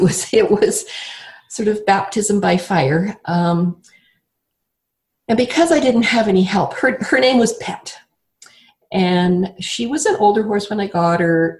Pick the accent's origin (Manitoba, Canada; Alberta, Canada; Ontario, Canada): Alberta, Canada; Banff; I was born in Banff, Alberta. And there's not very many people that can sort of say that. Banff used to be a very tiny little tourist town. Mm. And when I was growing up